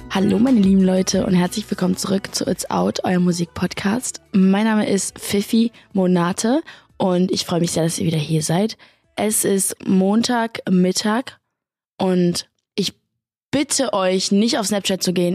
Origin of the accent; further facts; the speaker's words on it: Berlin, Germany; Ich komme aus Berlin und ich habe zwei große Brüder